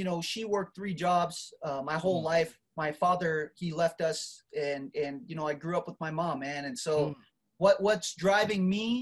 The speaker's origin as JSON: {"language": "English", "country": "Marshall Islands", "moved": "yes", "lives_now": "United States", "said": "I came from the Marshall Islands, man. I'm first generation immigrant here in the U.S."}